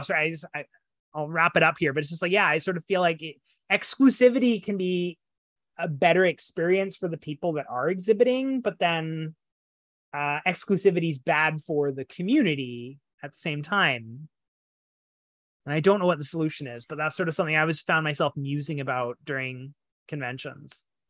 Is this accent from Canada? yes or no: yes; Canada; as a Canadian